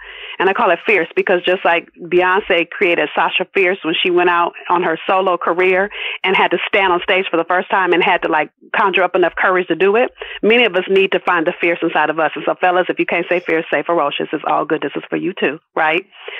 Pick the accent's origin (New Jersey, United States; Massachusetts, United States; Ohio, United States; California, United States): California, United States; Los Angeles; And I'm from South Central LA. Let me keep it all the way real. If those of you that saw Boys in the Hood, I grew up probably 10 blocks from where they filmed that movie.